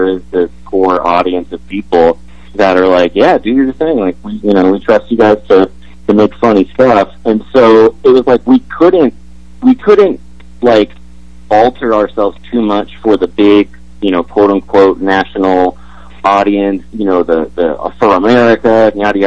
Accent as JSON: {"language": "English", "country": "Canada", "said": "as a Canadian"}